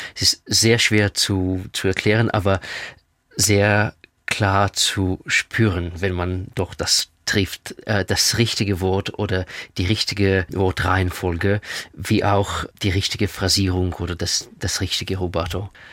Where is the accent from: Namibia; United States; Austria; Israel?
Israel; first language Russian; German is a second language; moved away; also born or lived in Russia; meine Muttersprache ist Russisch. Äh, ich war in Russland geboren. Zweite Sprache ist Hebräisch, weil ich in Israel aufgewachsen bin